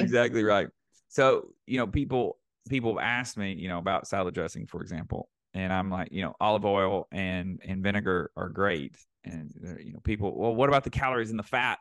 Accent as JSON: {"language": "English", "region": "Northeast Arkansas", "country": "United States", "tie": "born or raised there", "moved": "yes", "said": "I grew up in a town of eight thousand people in Northeast Arkansas."}